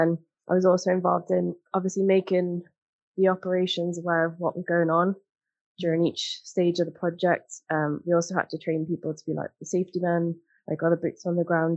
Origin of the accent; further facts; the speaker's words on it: Newcastle upon Tyne, North East England, United Kingdom; growing up in Newcastle, like, we had, like, shipyards and stuff